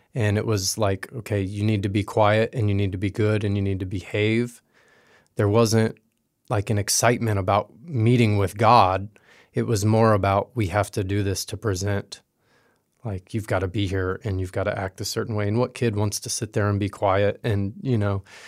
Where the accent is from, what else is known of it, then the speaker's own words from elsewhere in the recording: West Coast, Florida, United States; I grew up in Florida on the West Coast